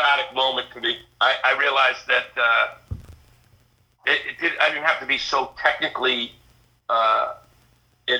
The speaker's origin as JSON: {"language": "English", "town": "Kingston", "region": "Massachusetts", "country": "United States", "tie": "born or raised there", "said": "I grew up about 45 minutes south towards the Cape in Kingston"}